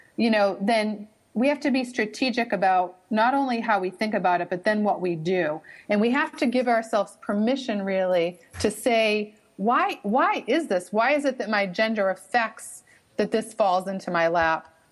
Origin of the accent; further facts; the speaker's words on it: Boston, Massachusetts, United States; accent: Boston (wicked); you can pick up on my wicked accent